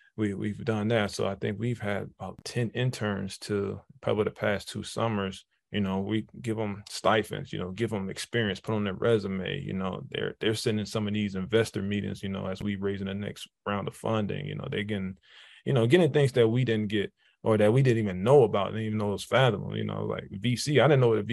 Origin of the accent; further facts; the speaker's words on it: Jacksonville, Florida, United States; also born or lived in Detroit, Michigan; I was born in Detroit, Michigan, moved to Jacksonville, Florida around sixth grade. So I call it Jacksonville home because that's kind of where I kind of grew into, you know, those adolescent years.